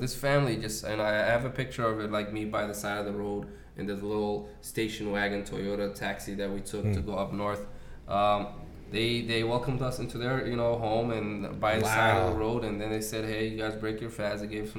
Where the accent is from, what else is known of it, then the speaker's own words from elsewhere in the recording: Mogadishu, Banaadir, Somalia; born there; moved away; I was born in Mogadishu. I haven't visited myself.